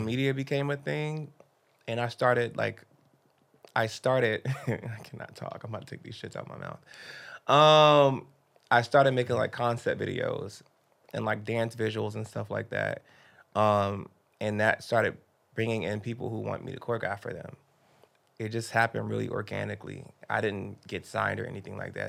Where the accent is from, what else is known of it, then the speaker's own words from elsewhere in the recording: Miami, Florida, United States; I grew up in Miami